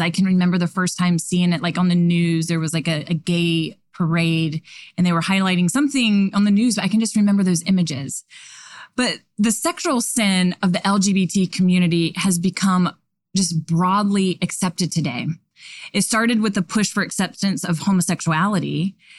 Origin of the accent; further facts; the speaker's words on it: the South, United States; I'm from the South